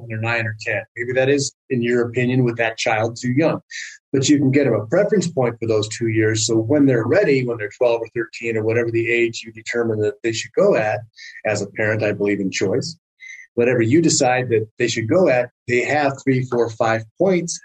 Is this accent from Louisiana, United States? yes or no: no; Southern California, United States; now in Prescott, United States; I grew up in Southern California, and it is not a hunting culture